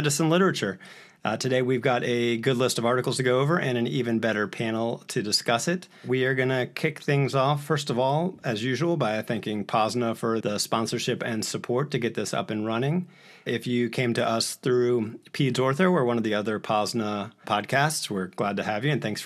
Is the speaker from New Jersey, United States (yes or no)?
no; New Orleans, Louisiana, United States; I grew up here in New Orleans, so I'm sort of back home where I'm practicing